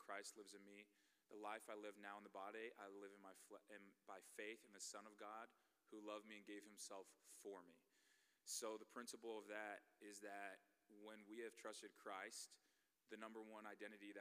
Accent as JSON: {"language": "English", "area": "Bay Area", "region": "California", "country": "United States", "also_born_or_lived": "Nebraska", "moved": "as an adult", "said": "I'm from the Bay Area."}